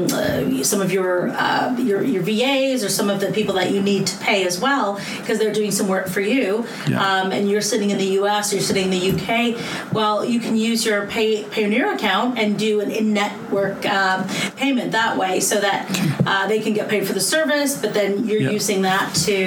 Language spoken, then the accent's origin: English; Canada; now in London, United Kingdom; I'm Canadian, but I'm here to you today from London